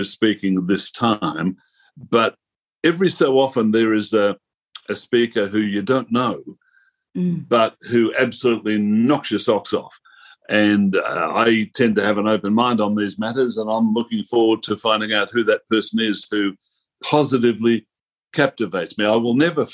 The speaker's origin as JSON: {"language": "English", "country": "Australia", "said": "I am Australian."}